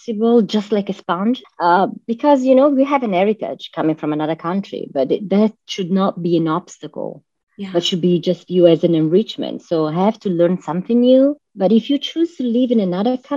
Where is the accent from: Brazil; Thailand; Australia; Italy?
Italy; Milan, Lombardy; moved away as an adult; now in Florida, United States; I live in Florida, but I was born and raised in Milan, Italy, and I moved to USA